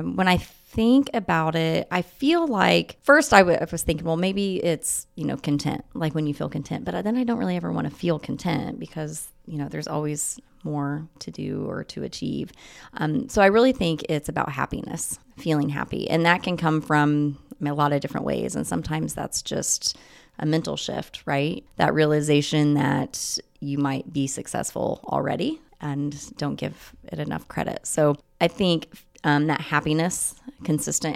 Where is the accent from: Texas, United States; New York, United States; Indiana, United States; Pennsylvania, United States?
Indiana, United States; Muncie; I'm from Muncie. I went to high school at Wapahani.